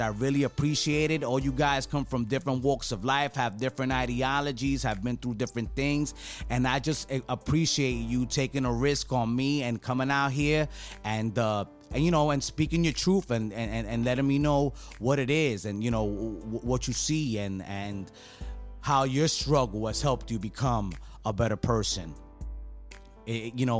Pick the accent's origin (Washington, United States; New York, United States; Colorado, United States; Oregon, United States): New York, United States; New York City; I grew up in New York City